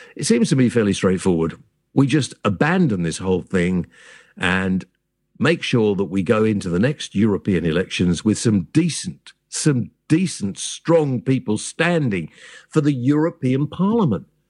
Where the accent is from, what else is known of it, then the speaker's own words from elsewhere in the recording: United Kingdom; We're British